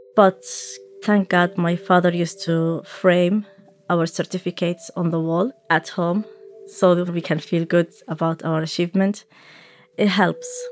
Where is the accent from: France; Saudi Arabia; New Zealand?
Saudi Arabia; first language Arabic; English is a second language; also born or lived in Somalia; now in Dublin, Ireland; I'm originally from Somalia. I grew up in Saudi Arabia, and I have been living in Dublin for about fourteen years